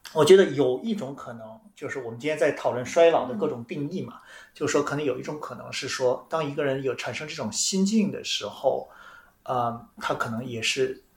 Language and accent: Chinese; China; 我们中国人